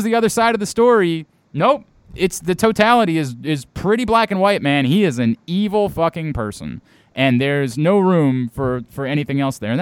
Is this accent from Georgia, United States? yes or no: no; Baltimore, Maryland, United States; I'm from Baltimore